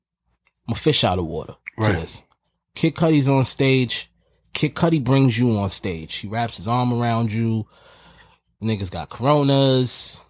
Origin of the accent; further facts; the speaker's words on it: New York, United States; I'm coming from Harlem.